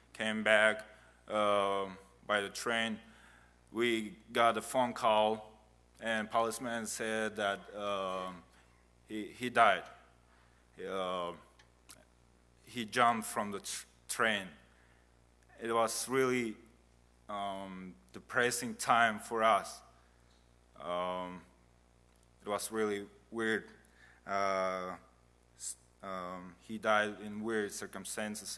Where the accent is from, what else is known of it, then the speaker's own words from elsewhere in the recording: Kazakhstan; English is a second language; also born or lived in Uzbekistan; I was born in Uzbekistan. It's a country neighbor to Kazakhstan. And when I was 3 months, my family moved to Kazakhstan.